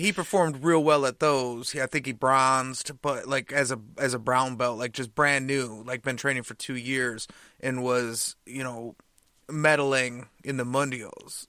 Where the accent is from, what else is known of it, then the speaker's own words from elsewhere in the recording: Michigan, United States; we're from Michigan.